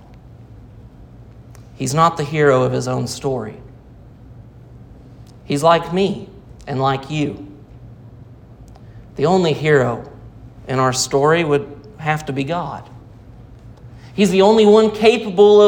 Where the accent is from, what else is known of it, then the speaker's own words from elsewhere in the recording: Rogers, Arkansas, United States; I was born in Rogers, Arkansas